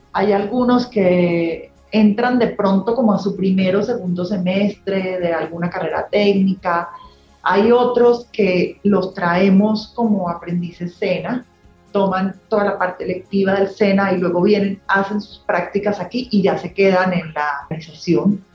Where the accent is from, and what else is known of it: Colombia; also born or lived in New York